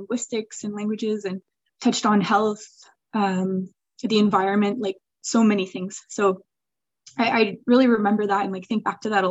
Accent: rural Eastern Ontario, Canada; first language Swiss German; moved away as an adult; also born or lived in Switzerland; now in Atlanta, United States; So I grew up in Canada, but with like all my Swiss family around, and in rural Ontario. I grew up speaking Swiss German with my parents

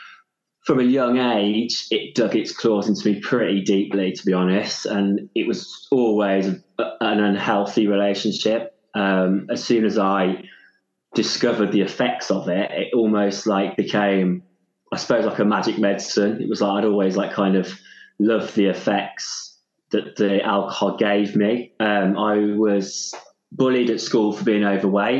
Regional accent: Stratford-upon-Avon, West Midlands, United Kingdom; also born or lived in London / Wales; now in Mid Wales, United Kingdom; I grew up in Stratford-upon-Avon, Shakespeare world

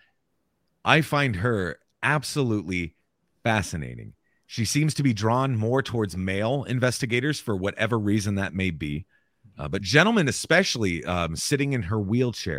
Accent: Southwest Iowa, United States; also born or lived in Maryville, Missouri; I'm an Iowa boy. Yep, Southwest Iowa

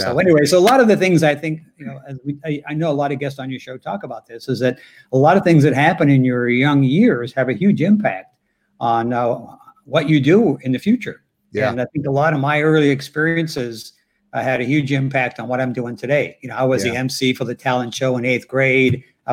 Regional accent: Youngstown, Ohio, United States; in Youngstown, you know, because people don't know.

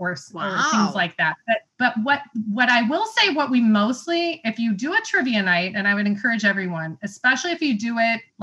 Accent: Illinois, United States; now in Indiana, United States; I'm from Illinois

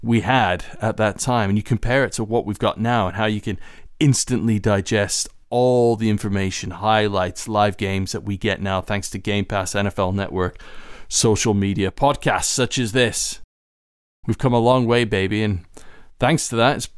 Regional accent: Canada; also born or lived in Winnipeg; now in United Kingdom; I grew up in Canada

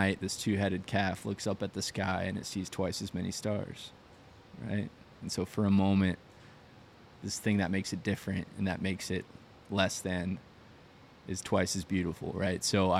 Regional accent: Arizona, United States

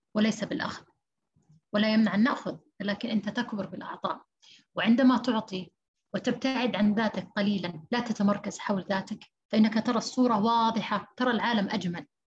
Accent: Saudi Arabia; فإحنا عندنا في السعودية

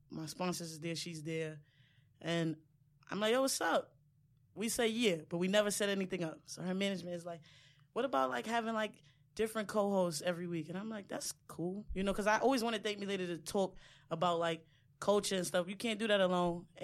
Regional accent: Far Rockaway, New York, United States; from Far Rock, so everywhere I'm is far from me.

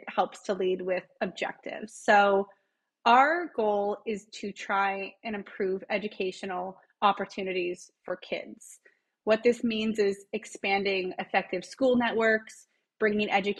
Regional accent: Los Angeles, California, United States; I grew up in Los Angeles

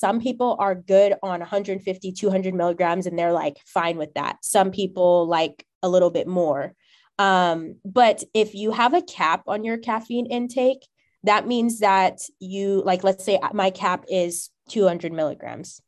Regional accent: California, United States; moved away; also born or lived in Ohio; I'm from Cali, my idea of what a mixed population looks like is different because of how diverse it is here

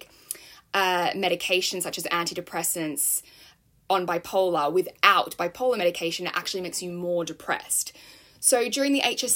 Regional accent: Sydney, New South Wales, Australia; now in London, United Kingdom; I am from Sydney, Australia. I'm currently living in London

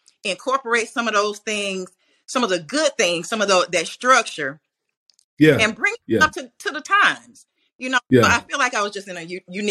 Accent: Tallulah, Louisiana, United States; Growing up in Tallulah, you know, we lacked a lot in terms of, you know, worldly resources, but we were very rich in that feeling of community

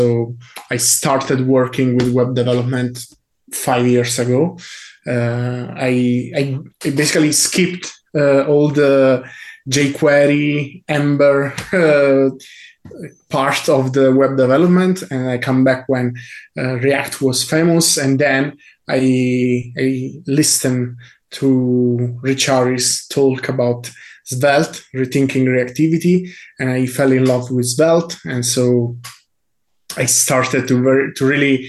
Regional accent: Italy; I come from Italy

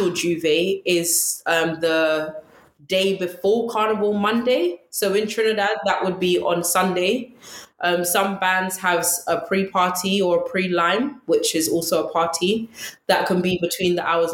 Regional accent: London, United Kingdom; I actually went to school in Ladbroke Grove. So I'm originally from West London.

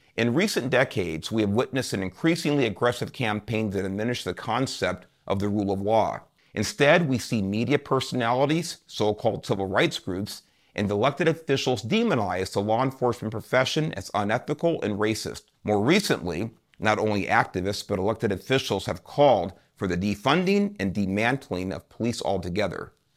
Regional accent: Los Angeles, California, United States; The first ten years of my life were spent growing up in Southeast Los Angeles, an area known as Watts

